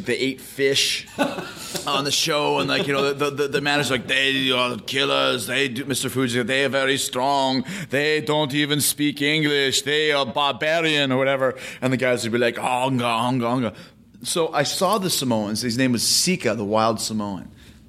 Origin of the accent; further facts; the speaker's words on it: Winnipeg, Manitoba, Canada; Growing up in Winnipeg, they would do these tours of the Northern Indian reservations, mm-hmm. Northern Manitoba.